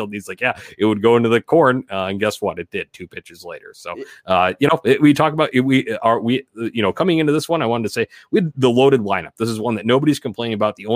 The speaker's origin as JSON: {"language": "English", "town": "Indianapolis", "region": "Indiana", "country": "United States", "tie": "born or raised there", "said": "Obviously, growing up in Indianapolis feels like home, about closest to there uh, geographically uh, maybe outside St. Louis there."}